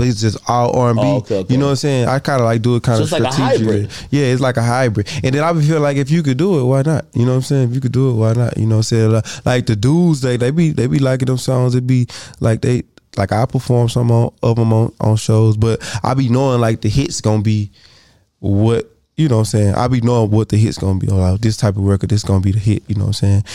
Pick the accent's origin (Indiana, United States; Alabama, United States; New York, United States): Alabama, United States; I feel like I was from Alabama.